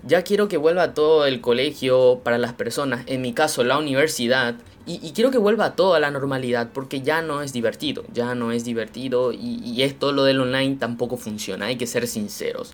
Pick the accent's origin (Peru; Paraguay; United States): Paraguay; yo soy un paraguayo, orgullosamente de sangre guaraní, acá en el corazón de América Latina. En mi país